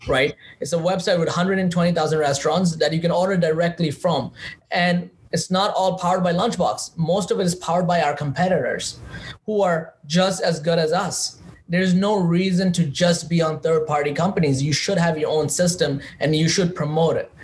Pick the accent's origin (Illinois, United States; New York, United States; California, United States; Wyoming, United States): New York, United States; New York City; I'm from Queens